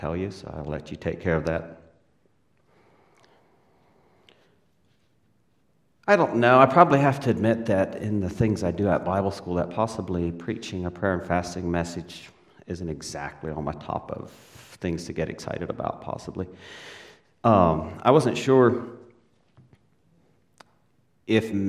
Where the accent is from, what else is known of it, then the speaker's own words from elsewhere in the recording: Paraguay; I was born in South America, Paraguay. We still live there.